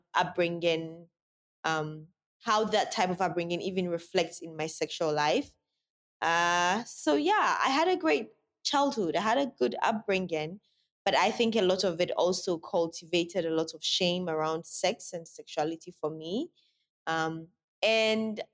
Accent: Sunyani, Bono, Ghana; also born or lived in Accra; I was born in Accra, but I was raised in Sunyani

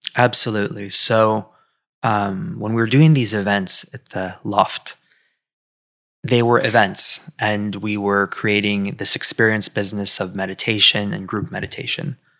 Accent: California, United States; moved away as an adult; also born or lived in Philadelphia; now in Miami, United States; I grew up in California

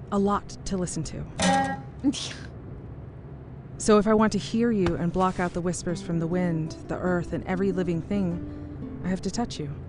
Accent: Oklahoma, United States; I'm from Oklahoma.

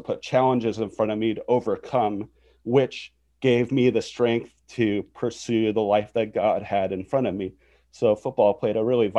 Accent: North Dakota, United States; born there; Well, I grew up as a pastor's kid. I was born in North Dakota, and then shortly after I was born, my dad went from a school teacher to a pastor.

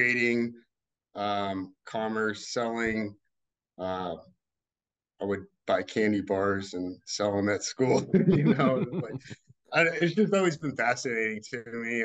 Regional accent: Texas, United States; now in Louisville, United States; I was born in Texas originally, lived in Louisville past 20 years

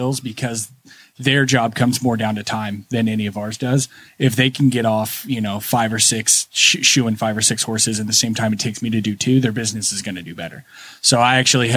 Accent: Alexandria, Indiana, United States; also born or lived in St. Louis / Chicago, Illinois; now in Middletown, United States; I grew up around here. I grew up in Alexandria and ended up moving to Indy, St. Louis area

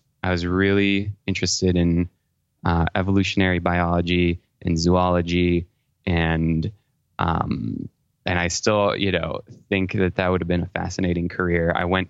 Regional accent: Paris, Île-de-France, France; moved away as an adult; now in United States; Well, my origin story is I was born in Paris, France. My dad is French and my mom is from California, but I actually grew up there until I graduated from high school.

